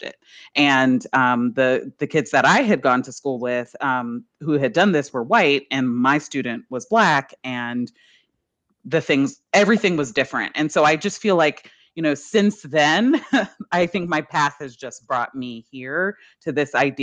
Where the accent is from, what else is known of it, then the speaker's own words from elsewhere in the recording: New Orleans, Louisiana, United States; I was raised here in New Orleans